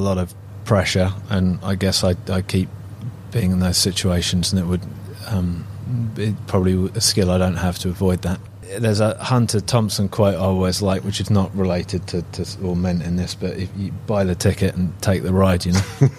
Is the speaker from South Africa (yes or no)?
no; Isle of Wight, South East England, United Kingdom; growing up on the Isle of Wight is a pretty small community, and I was a swimmer.